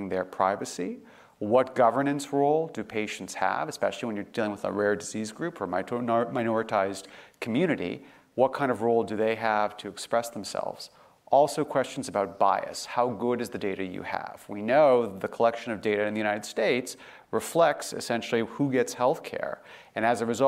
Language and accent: English; Canada; moved away; I grew up in Canada.